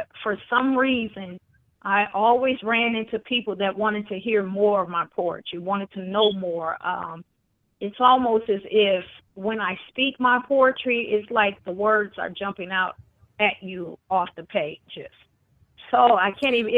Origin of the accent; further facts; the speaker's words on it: Chicago, Illinois, United States; I am originally from Chicago